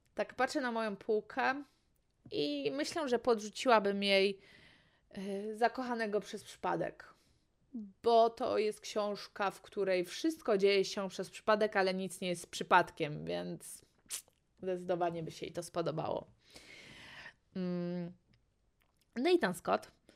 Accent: Poland; jestem z Polski

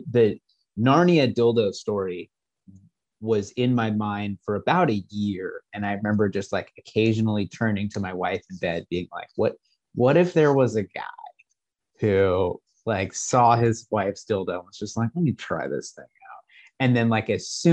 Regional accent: San Diego, California, United States; I grew up in San Diego, but my whole family's from Massachusetts, New England area

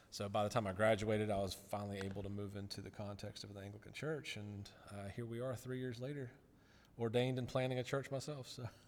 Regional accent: Rock Hill, South Carolina, United States; born or raised there; moved away as an adult; also born or lived in Chattanooga, Tennessee

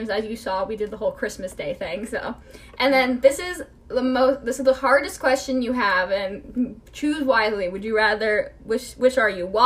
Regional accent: Cleveland, Ohio, United States; I grew up in Cleveland.

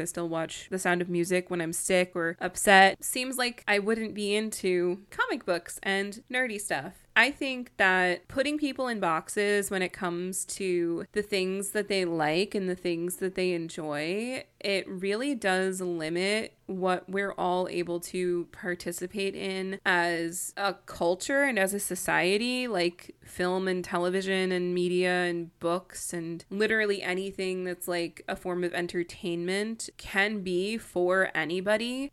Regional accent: New York, United States; I'm from New York

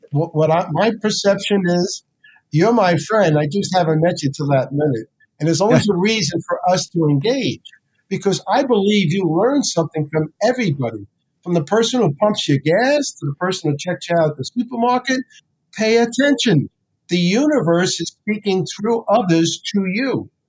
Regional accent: New Jersey, United States; And I say, no, I'm from New Jersey.

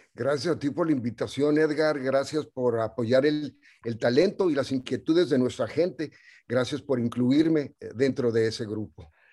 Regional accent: Ciudad Juárez, Chihuahua, Mexico; moved away; also born or lived in El Paso, Texas; nací en, ah, en El Paso, Texas, y esa fue una movida que hizo mi mamá porque nosotros vivíamos en Ciudad Juárez

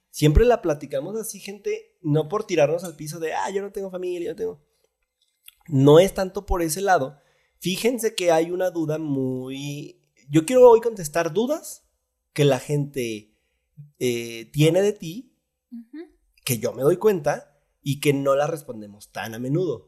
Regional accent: Zacatecas, Mexico; el Zacatecano es amable, eh, es, buena onda, es buen pedo, pero de pronto somos muy serios

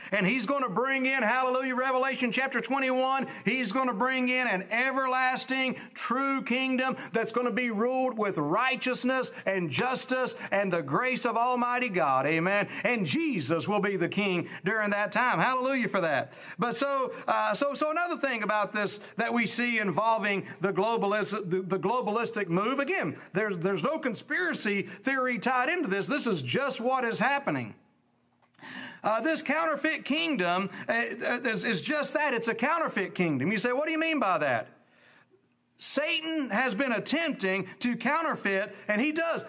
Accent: United States; as an American

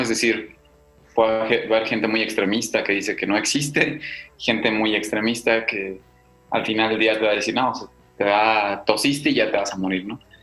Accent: Mexico; somos los mexicanos

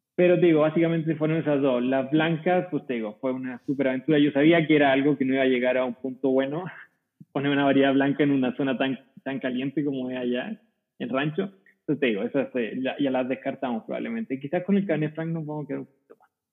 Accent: Curicó Valley, Maule, Chile; moved away as an adult; now in Coahuila, Mexico; soy chileno, eh, ¿Y cómo llegué acá? Bueno, nunca me gustó mucho la idea de quedarme en el mismo lugar en el que había vivido toda mi vida. soy de una zona productora de vino, típica productora de vino en Chile, se llama Valle de Curicó

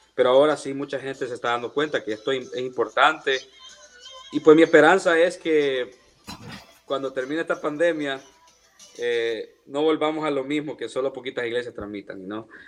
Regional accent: El Salvador; now in United States; soy del Salvador. Eh, estoy en los Estados

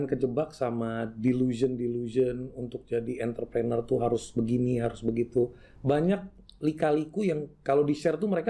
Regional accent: Madiun, East Java, Indonesia; born there; gue lahir di Jawa Timur kota kecil namanya Madiun

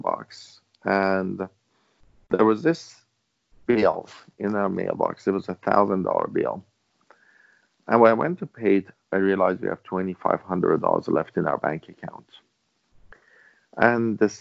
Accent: Iran; English is a second language; moved away as an adult; now in Vancouver, Canada; back then, I was in Iran. I couldn't speak English properly

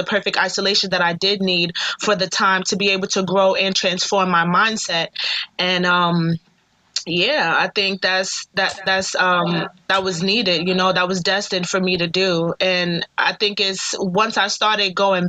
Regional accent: New York City, New York, United States; also born or lived in Manhattan / Staten Island; raised in Brooklyn for like 19 years of my life.

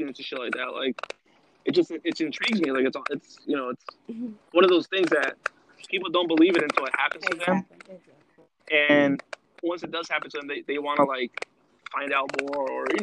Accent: Los Angeles, California, United States; we're from Los Angeles

